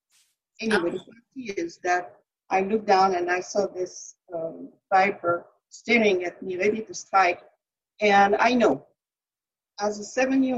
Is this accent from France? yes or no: yes; center of France, Centre-Val de Loire, France; also born or lived in Paris, France; I was born in Paris, France. I grew up in the center of France.